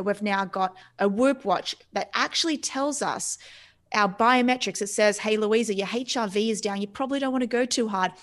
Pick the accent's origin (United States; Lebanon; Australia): Australia; moved away; I come from Australia. My parents are from Cyprus